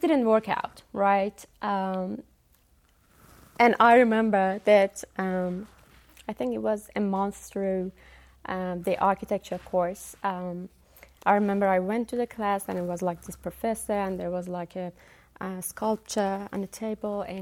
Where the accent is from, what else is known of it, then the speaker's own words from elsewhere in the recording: Iran; moved away as an adult; also born or lived in Dunedin, New Zealand / Wellington, New Zealand; now in New Zealand; I was born and raised and taught in Iran